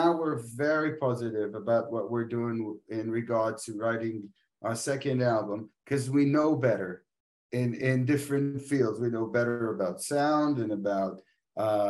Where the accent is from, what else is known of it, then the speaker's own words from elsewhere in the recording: Israel; we're from Israel